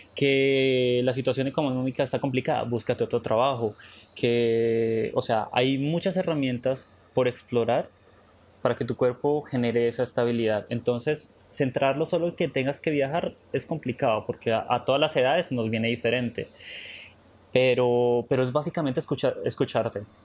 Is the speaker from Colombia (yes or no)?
yes; Colombia; moved away as an adult; nosotros como colombianos